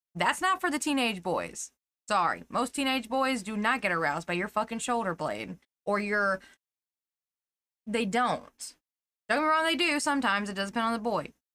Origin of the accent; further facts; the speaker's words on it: Tennessee, United States; we're from Tennessee